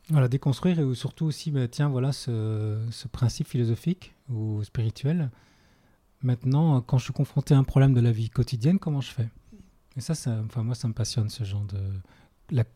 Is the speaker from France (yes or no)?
no; Belgium; moved away; je viens de Belgique à la base.